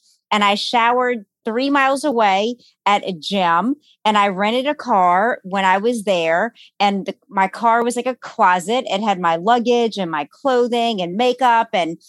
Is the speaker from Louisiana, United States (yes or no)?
yes; New Orleans, Louisiana, United States; moved away as an adult; now in Los Angeles, United States; I am originally born and raised in New Orleans, Louisiana. Mm-hmm. And I lived there for 43 years.